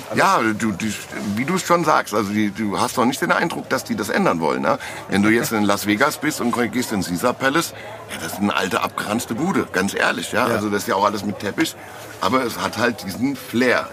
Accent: Frankfurt, Hesse, Germany; wie bei uns in Frankfurt

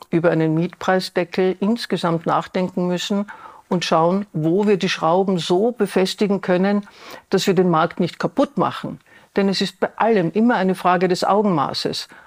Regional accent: Vienna, Austria; Ich als Wienerin habe ein Beispiel

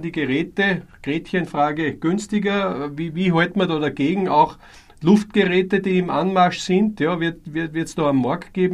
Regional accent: Austria; Bei uns in Österreich betrifft es uns stark.

